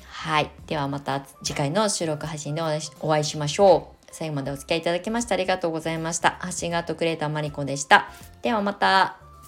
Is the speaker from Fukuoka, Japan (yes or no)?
no; Kasama, Ibaraki, Japan; now in Shonan, Japan; U ターン移住まあ言うた移住っていうか地元に帰るだけなんですけど、茨城県笠間市